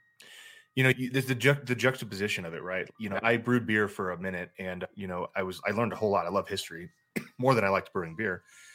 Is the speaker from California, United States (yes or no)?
no; San Antonio, Texas, United States; also born or lived in Mexico; now in Colorado Springs, United States; I mean, this is one thing we complain about, my wife and I, here in Colorado Springs. I grew up in San Antonio, which is Mexico, actually.